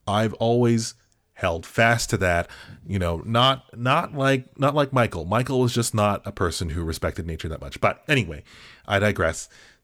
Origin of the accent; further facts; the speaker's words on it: Australia; I forgot to tell you, I grew up in Australia.